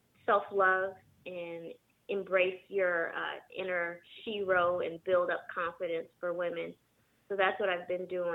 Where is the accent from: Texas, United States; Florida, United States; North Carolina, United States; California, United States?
California, United States; San Jose; also born or lived in Michigan; now in Los Angeles, United States; Originally, I'm from San Jose, California. I moved to L.A. about 7 years ago from Michigan.